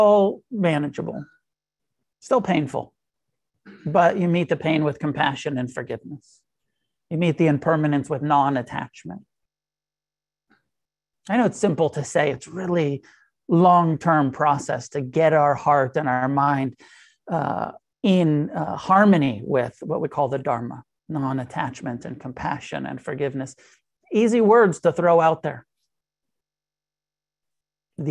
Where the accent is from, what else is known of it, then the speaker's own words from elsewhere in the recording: Santa Cruz, California, United States; moved away; I grew up in Santa Cruz and go back to Santa Cruz around the holidays